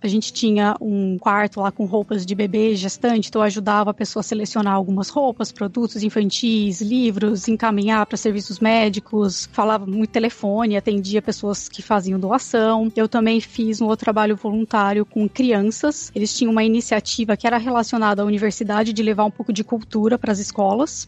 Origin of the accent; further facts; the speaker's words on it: Campinas, São Paulo, Brazil; first language Portuguese; moved away as an adult; also born or lived in Iowa, United States; now in Syracuse, United States; eu sou de Campinas, São Paulo. Morei minha vida inteira em Campinas até eu mudar para os Estados Unidos